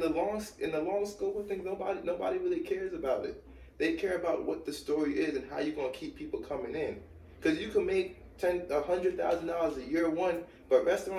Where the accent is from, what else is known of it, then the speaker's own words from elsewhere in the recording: New York City, New York, United States; moved away as an adult; now in New Jersey, United States; I'm from Brooklyn on Flatbush. I lived in the hood my whole life, East 18th Street, Church Ave.